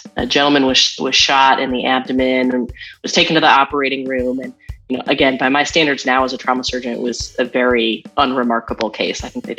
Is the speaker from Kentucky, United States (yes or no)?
no; Seattle, Washington, United States; moved away as an adult; now in Nashville, United States; I grew up in Seattle in the 90s, so I am like grunge to the nth degree.